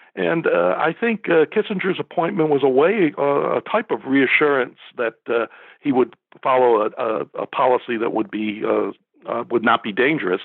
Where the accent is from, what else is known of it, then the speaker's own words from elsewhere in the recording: Rochester, New York, United States; moved away as an adult; now in Nashville, United States; I grew up in Rochester, New York